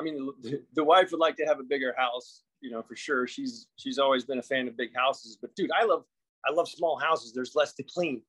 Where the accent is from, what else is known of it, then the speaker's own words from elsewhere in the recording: Destin, Florida, United States; moved away; also born or lived in Fort Walton Beach; I grew up in Destin.